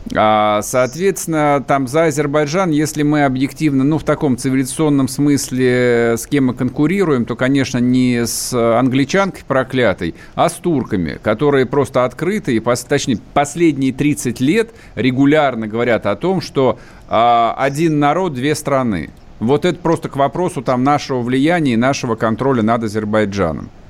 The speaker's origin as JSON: {"language": "Russian", "country": "Russia", "said": "я русский"}